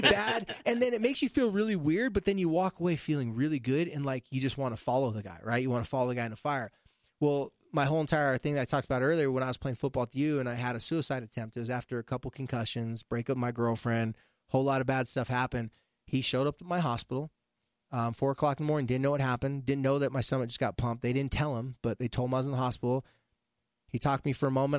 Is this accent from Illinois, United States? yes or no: no; California, United States; moved away; I'm a surfer from the beach in California